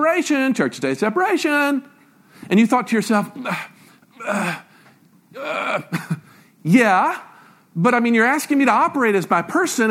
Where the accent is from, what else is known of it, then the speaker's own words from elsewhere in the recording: Memphis, Tennessee, United States; I grew up in Memphis, Tennessee